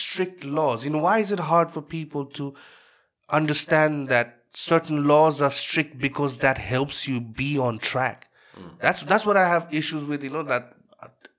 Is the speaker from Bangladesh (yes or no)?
yes; Bangladesh; moved away; I'm from Bangladesh.